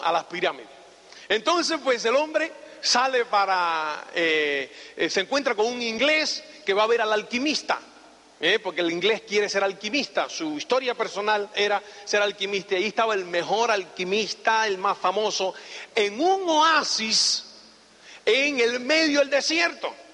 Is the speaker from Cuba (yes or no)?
yes; Cuba; moved away as an adult; also born or lived in Spain / United States; soy cubano. me asilé en España en el año 82